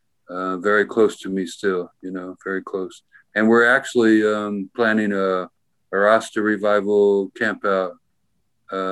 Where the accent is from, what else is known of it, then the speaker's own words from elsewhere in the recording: Manhattan, Kansas, United States; also born or lived in Lawrence, Kansas; I was born in Manhattan, Kansas, about an hour away